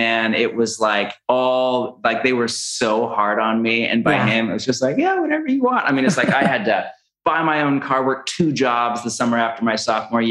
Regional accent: California, United States; moved away; We're from California

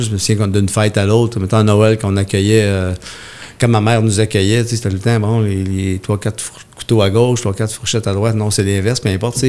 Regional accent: Haute-Mauricie, Quebec, Canada; je viens de la Haute-Mauricie

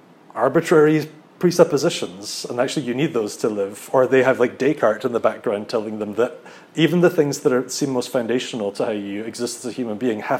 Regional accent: Scotland, United Kingdom; moved away as an adult; now in Netherlands; as a Scottish Presbyterian

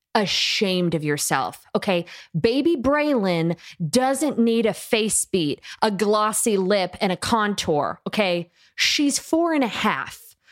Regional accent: Tuscumbia, Alabama, United States; I come from Tuxacumbeah, Alabama

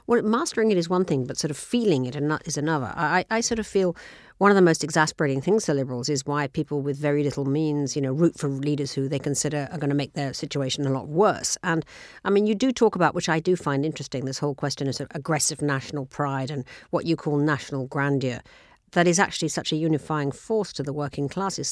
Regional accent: United Kingdom; now in United States; as a British person

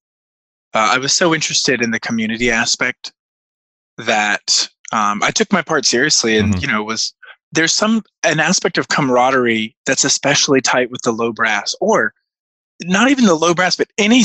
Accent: North Carolina, United States; also born or lived in Virginia; I came from a pretty small conservative backwater town where we grew up in North Carolina after we moved away from Virginia.

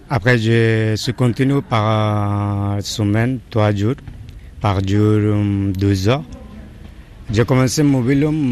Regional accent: Bangladesh; French is a second language; moved away as an adult; now in Paris, France; je viens de Bangladesh. Je, veux, je viens en France 2011 euh, je ne parle pas français.

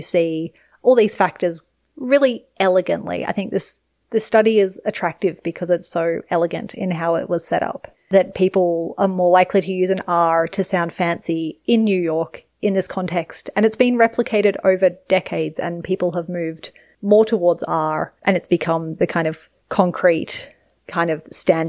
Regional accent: Nepal; English is a second language; I should say R at the end of words is a feature of Nepali, and I can do that fine. And I don't think about it in Nepali

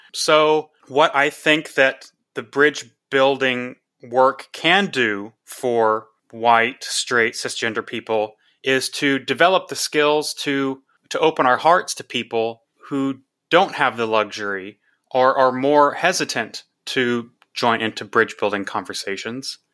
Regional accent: Texas, United States; I'm from Texas, went to, uh, college in Austin

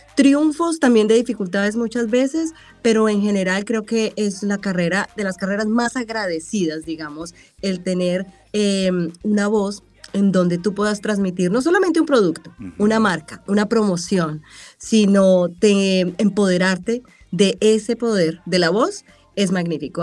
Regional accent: Colombia; moved away as an adult; also born or lived in Cali / Manizales; now in Los Angeles, United States; De tener una carrera ya en Colombia más establecida

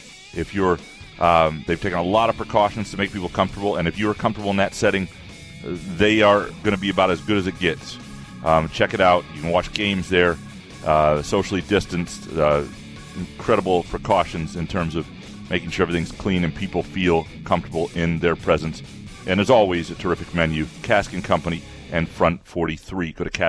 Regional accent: Illinois, United States; certainly he was a big time coach when I was growing up in the Big Ten at Illinois

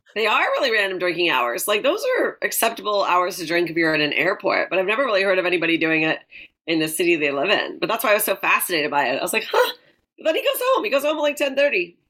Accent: Delta, British Columbia, Canada; moved away; We're both from Vancouver. I'm like, I actually grew up in North Delta

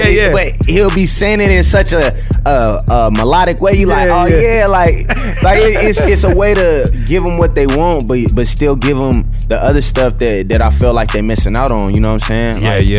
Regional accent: Long Beach, California, United States; I'm from Long Beach. That's the city full of Crips.

